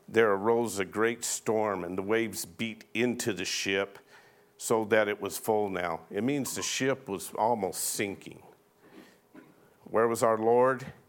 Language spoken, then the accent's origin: English; Arizona, United States; I was born and raised in Arizona, and I can remember as a little boy down here in McNeil being out playing